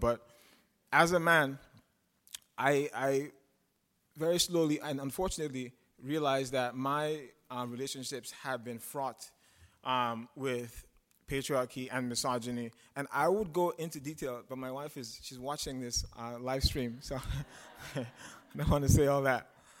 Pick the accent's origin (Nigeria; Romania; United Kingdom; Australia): Nigeria; now in United States; And I moved here from Nigeria. I'm black, as you guys can see. But being Nigerian and being black is different from being American and being black.